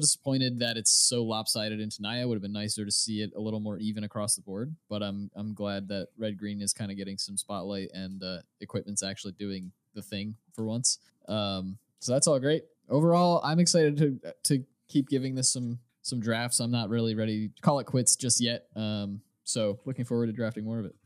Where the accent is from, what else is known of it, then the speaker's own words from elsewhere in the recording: United States; I'm an American